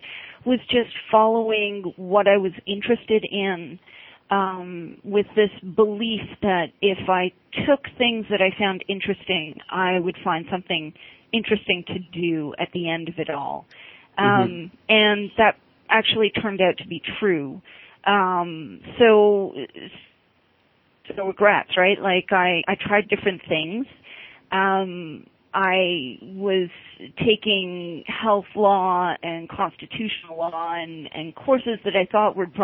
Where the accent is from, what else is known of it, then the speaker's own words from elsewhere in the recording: Toronto, Ontario, Canada; I grew up in Toronto